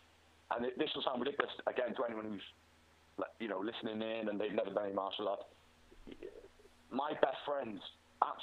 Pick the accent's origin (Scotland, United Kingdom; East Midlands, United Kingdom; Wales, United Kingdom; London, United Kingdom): Wales, United Kingdom; I'm Welsh